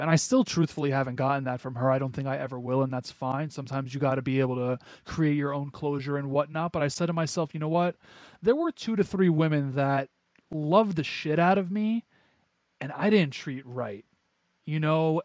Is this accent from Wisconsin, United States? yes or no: no; New York, United States; born and raised in New York